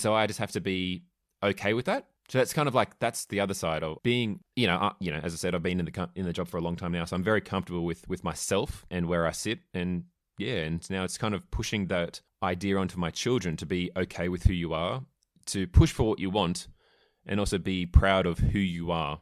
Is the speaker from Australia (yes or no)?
yes; Melbourne, Victoria, Australia; I'm from Melbourne